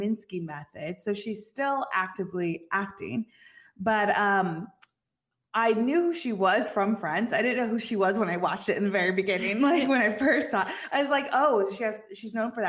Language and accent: English; Northern California, United States; I'm from NorCal